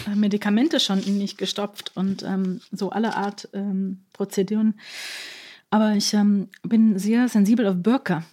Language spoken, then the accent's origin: German; New York, United States; now in Berlin, Germany; ich komme ja aus Amerika